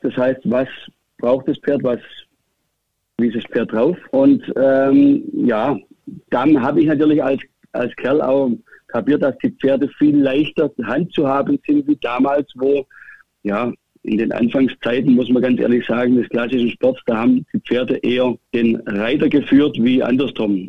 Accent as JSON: {"language": "German", "area": "near Stuttgart, Remstal", "region": "Baden-Württemberg", "country": "Germany", "tie": "born or raised there", "also_born_or_lived": "Hannover", "moved": "as an adult", "said": "Ich bin auf einem Bauernhof, kann man sagen, groß geworden in der Nähe von Stuttgart"}